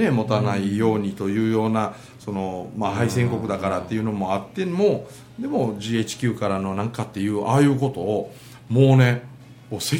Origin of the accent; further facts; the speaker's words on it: Japan; also born or lived in Korea; なんであのー余計に私は日本で生まれて日本でこ